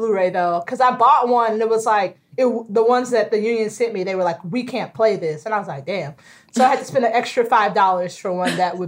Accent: Tallahassee, Florida, United States; I grew up in Tallahassee

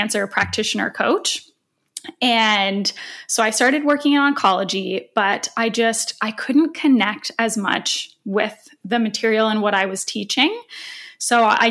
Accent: Canada; moved away as an adult; now in Toronto, Canada; I moved back to Toronto, which is 4 hours away from my hometown where I was working

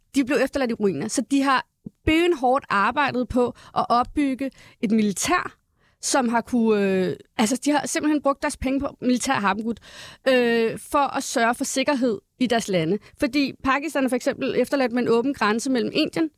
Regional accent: Valby, Capital Region of Denmark, Denmark; jeg er født og opvokset i Valby

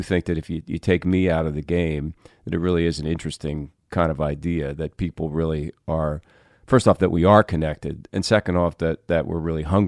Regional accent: New York, United States; I was in New York, being a New Yorker, and immediately went first to my daughter's school.

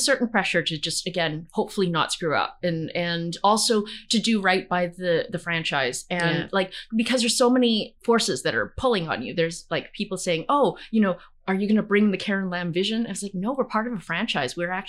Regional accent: Brandon, Manitoba, Canada; I remember someone saying, no one comes from Brandon. And I remember piping up and saying, well, I come from Brandon.

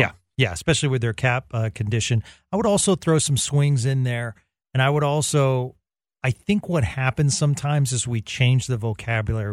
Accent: Boston, Massachusetts, United States; moved away; I grew up in the Boston area

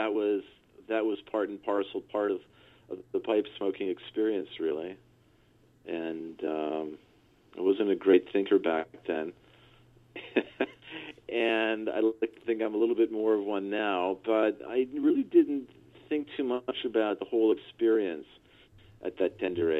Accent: Montreal, Quebec, Canada; I was born in 1961 in Montreal, Canada.

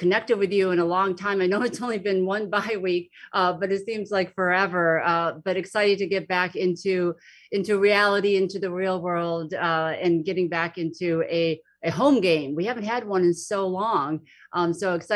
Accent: Fairport, New York, United States; Fairport, New York, my hometown

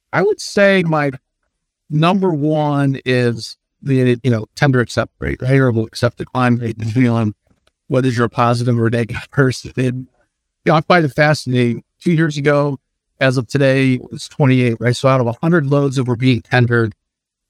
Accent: Ohio, United States; Cleveland in my home state

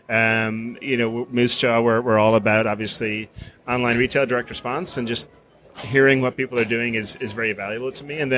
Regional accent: Farna, Ireland; in, in, Ireland, people tend to name their homes. Mm-hmm. So I lived in Farna.

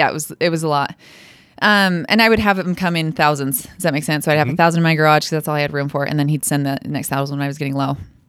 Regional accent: Idaho Falls, Idaho, United States; Idaho Falls.

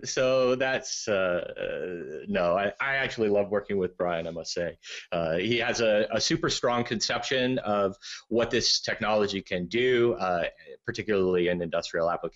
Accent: United States; I'm American

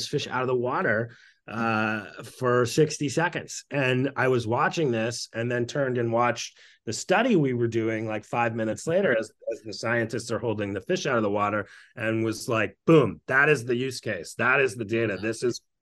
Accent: Western Maine, United States; I grew up in Maine

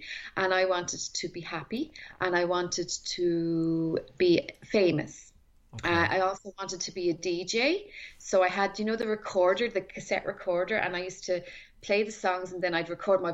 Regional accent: Tallaght, Leinster, Ireland; I grew up in Talla, okay. Which was down the road from Blessington

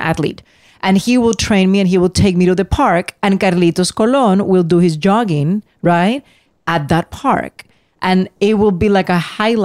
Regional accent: Puerto Rico; first language Spanish; English is a second language; I grew up in Puerto Rico

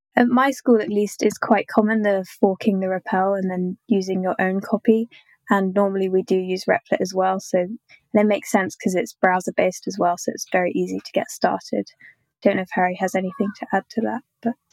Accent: London, United Kingdom; I'm from London in the UK

